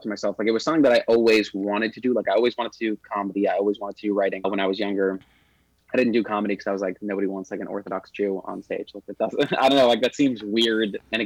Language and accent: English; New York City, New York, United States; now in Los Angeles, United States; growing up in Crown Heights, it would rain every suckus